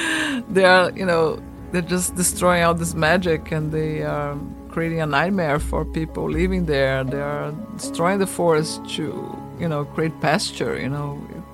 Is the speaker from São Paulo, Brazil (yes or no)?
yes; São Paulo, Brazil; I was born and raised in Brazil, in São Paulo, the biggest concrete jungle.